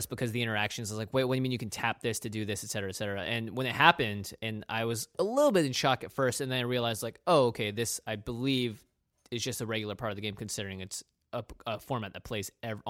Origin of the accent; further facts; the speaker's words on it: Pacific Northwest, United States; We grew up in the Pacific Northwest.